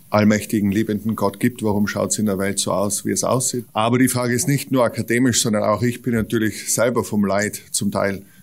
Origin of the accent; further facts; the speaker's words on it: Tyrol, Austria; bin aus Österreich, aus Tirol.